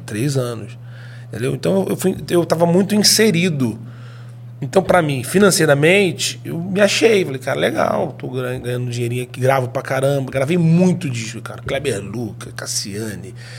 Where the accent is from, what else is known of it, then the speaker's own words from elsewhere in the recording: Rio de Janeiro, Brazil; also born or lived in Espírito Santo; nós somos do Rio de Janeiro